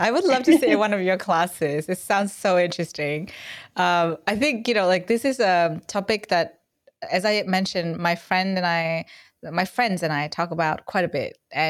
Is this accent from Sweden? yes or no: no; Vietnam; English is a second language; now in Australia; where I'm from Vietnam, and we really honestly did not have much sex ed either. It's a new thing for me. So when I moved to Australia, I was like, wow, it's so interesting.